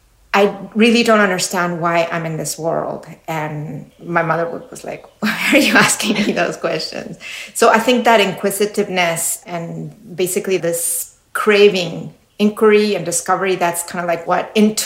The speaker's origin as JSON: {"language": "English", "region": "Mexico City", "country": "Mexico", "tie": "born or raised there", "said": "Well, I was raised Catholic. That's one of the main things that were given to me when I was a little girl."}